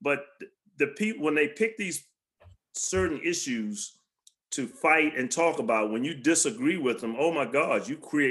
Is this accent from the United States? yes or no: yes; Alexandria, Virginia, United States; I was raised in Alexandria and Del Rey when nobody really wanted to live there